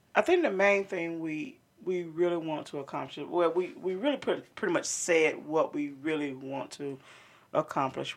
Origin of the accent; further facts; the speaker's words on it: Montgomery County, North Carolina, United States; we're from Montgomery County